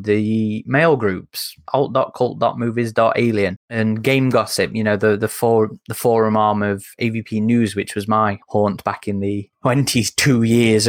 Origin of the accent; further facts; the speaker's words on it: United Kingdom; I'm British.